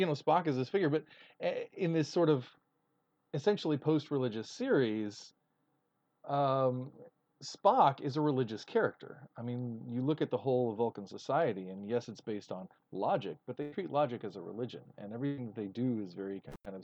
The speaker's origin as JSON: {"language": "English", "region": "Texas", "country": "United States", "said": "as a Texan"}